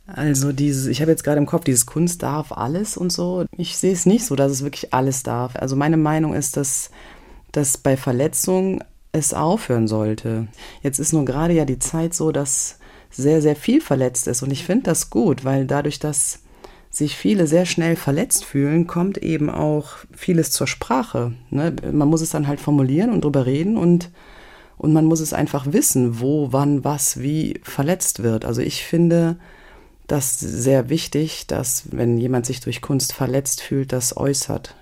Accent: a village in the Eifel, North Rhine-Westphalia, Germany; also born or lived in Euskirchen; Das ist meine Geburtsstadt. Also, und dann bin ich aufgewachsen in so einem Eifeldörfchen, ja, in Nöten

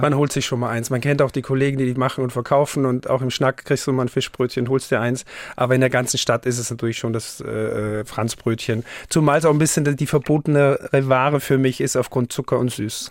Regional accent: Haus, Styria, Austria; now in Hamburg, Germany; Haus im Enztal ist mein Heimatort. Das ist in der Dachstein-Dauern-Region, der höchste Berg in der Steiermark.

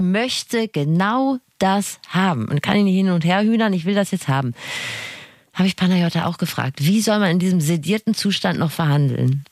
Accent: Rhineland, Germany; Wir sind Rheinländerin

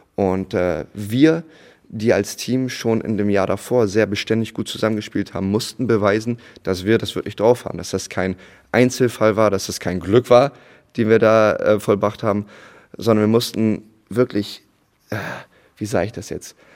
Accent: Bremerhaven, Bremen, Germany; moved away as an adult; also born or lived in United States; now in Itzehoe, Germany; Bremerhaven, da mein äh, Abitur auch gemacht mhm. und da Jugendbasketball gespielt.

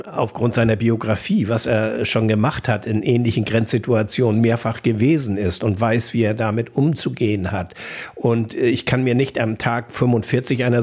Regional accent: North Sea coast, Germany; Äh, ich bin teilweise an der Nordsee groß geworden, meine Großeltern lebten auf Sylt und ähm, andere sind zur See gefahren.

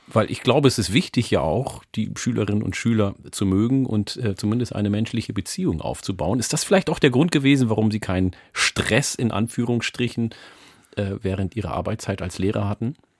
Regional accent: Osnabrück, Lower Saxony, Germany; also born or lived in Ethiopia / Hamburg; ich bin 1973 mit meinen Eltern aus Äthiopien nach Osnabrück gezogen und wurde dort eingeschult

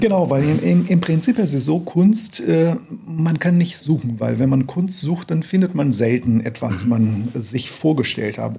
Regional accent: Brazil; German is a second language; moved away as an adult; also born or lived in Amazonas, Brazil / São Paulo, Brazil / Brussels, Belgium; now in Hamburg, Germany; dass ich aus Brasilien kam

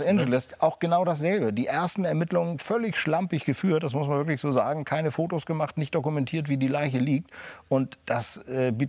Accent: Schleswig-Holstein, Germany; Und als Schleswig-Holsteiner war das natürlich eine irre Geschichte

